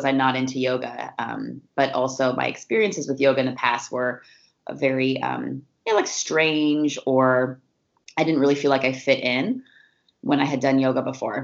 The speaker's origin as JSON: {"language": "English", "region": "Oregon", "country": "United States", "tie": "born or raised there", "also_born_or_lived": "Northern California", "said": "I definitely claim Oregon as my my home and my, it's really where I grew up, you know, from about 12 on"}